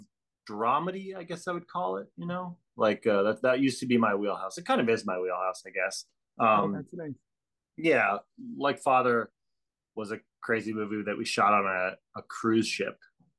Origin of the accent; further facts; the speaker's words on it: Hawaii, United States; also born or lived in Australia; But, I grew up in Hawaii and Australia. And then when I came back to America, I came back to the, you know, the mainland, and I moved to New York.